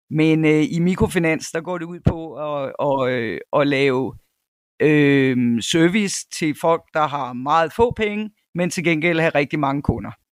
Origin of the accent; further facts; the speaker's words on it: North Jutland, North Denmark Region, Denmark; moved away as an adult; also born or lived in Cyprus / United States / Copenhagen; now in South Africa; jeg er født i Nordjylland, hvor jeg også øh, tilbragte to teenageår. Men ellers så er det meste af min barndom øh, været i, i Nordjylland